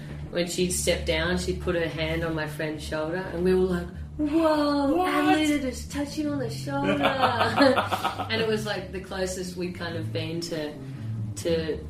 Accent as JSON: {"language": "English", "town": "Sydney", "region": "New South Wales", "country": "Australia", "tie": "born or raised there", "said": "growing up in Sydney, well, anywhere I guess in Australia"}